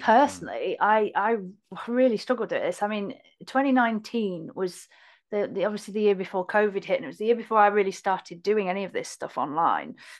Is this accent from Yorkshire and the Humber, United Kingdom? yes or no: yes; Hull, Yorkshire and the Humber, United Kingdom; Hull, basically. Kingston up on Hull, um, which is in Yorkshire.